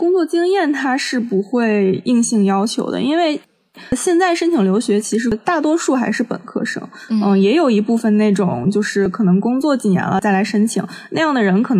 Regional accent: Tianjin, China; 包括我就是将来想要落户北京或者上海的话，尤其是北京，因为我是天津人嘛

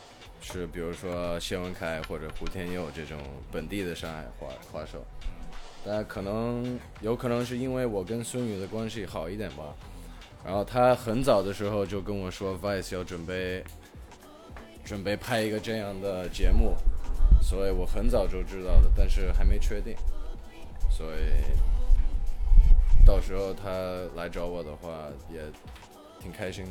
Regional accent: China; also born or lived in Hong Kong; 我是一个香港出生的英国的混血，我妈是英国的，我爸是香港的，然后从小就住在中国

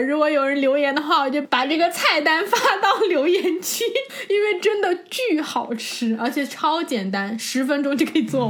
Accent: China; moved away; 我们中国人

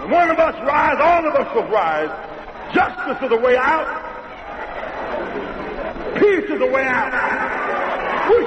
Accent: Greenville, South Carolina, United States; I was a child growing up in Greenville, South Carolina

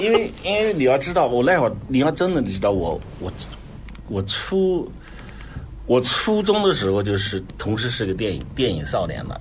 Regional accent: Nanjing, Jiangsu, China; moved away; 在老家，在我南京的老家

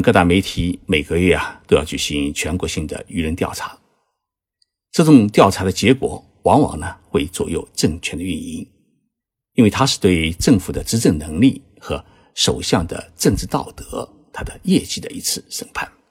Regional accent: China; 因为这种担忧不仅仅是我们中国人有

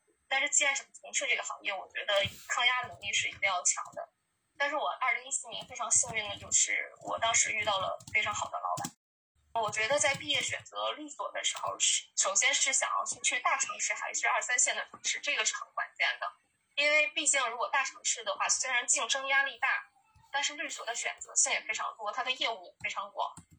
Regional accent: Changchun, Jilin, China; also born or lived in Beijing; 正好那个时候北京本科生没有办法办理执业，我就借着这个理由回到了我的家乡长春。长春虽然是一个比较不发达的城市，但是它我觉得特别温暖

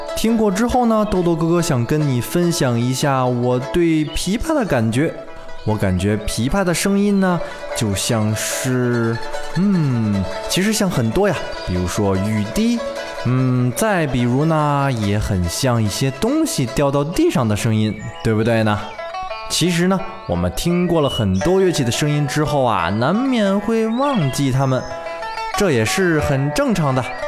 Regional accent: China; 其实就是我们大陆所说的民乐团

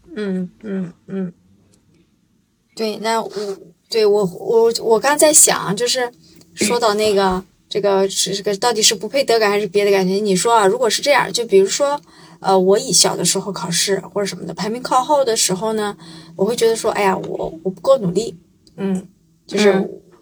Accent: Shandong, China; 我是山东人

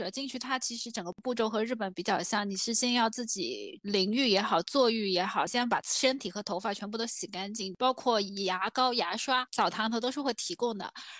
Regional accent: southern China, China; 因为我们是南方人，其实我们从小到大都是可能除了在健身房或短短的脱一下衣服或怎样的

